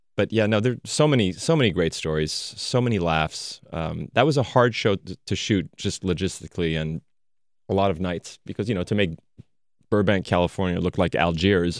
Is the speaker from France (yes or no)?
yes; France; moved away; Growing up in France